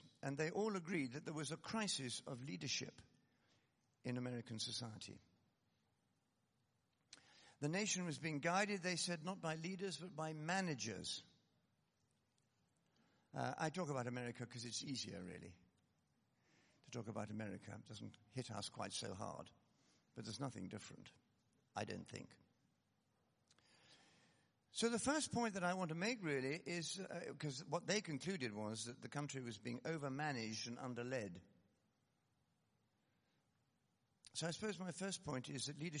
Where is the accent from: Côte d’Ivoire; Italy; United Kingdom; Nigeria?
United Kingdom; Scotland; I come from Scotland